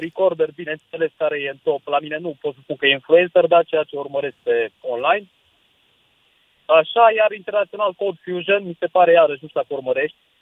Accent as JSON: {"language": "Romanian", "town": "Târgu Mureș", "region": "Mureș County", "country": "Romania", "said": "eu sunt din Târgu Mureș"}